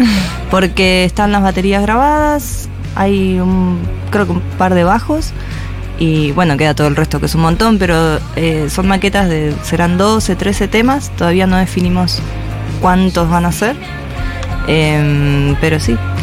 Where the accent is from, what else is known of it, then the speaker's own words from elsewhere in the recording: Neuquén, Argentina; now in Buenos Aires, Argentina; no he vuelto a Neuquén, me gustaría. Y no sé, yo estoy acá hace un montón de tiempo ya. Eh, desde el 2006